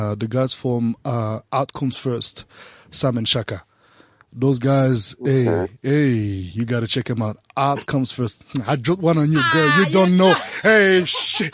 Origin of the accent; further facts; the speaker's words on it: Bangui, Central African Republic; moved away as an adult; I was born in Central African Republic in Bangui, raised there until I was 18